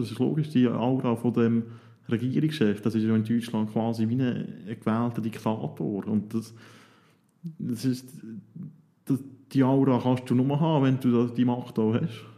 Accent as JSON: {"language": "German", "country": "Switzerland", "said": "als Schweizer"}